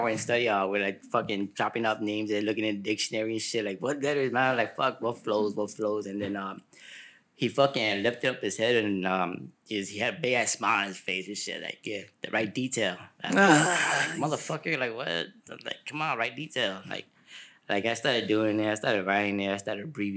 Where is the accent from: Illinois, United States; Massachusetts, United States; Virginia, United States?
Illinois, United States; Chicago; now in Sacramento, United States; I'm from Chicago